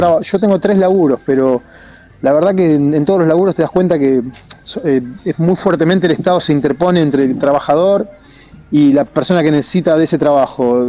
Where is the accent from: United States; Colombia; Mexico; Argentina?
Argentina; nosotros nos criamos en Argentina